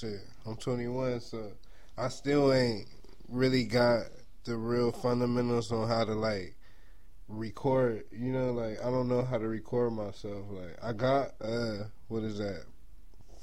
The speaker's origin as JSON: {"language": "English", "area": "Inland Empire", "region": "California", "country": "United States", "tie": "born or raised there", "said": "from IE, you know, so I gotta say, like, from IE, like, I love IE"}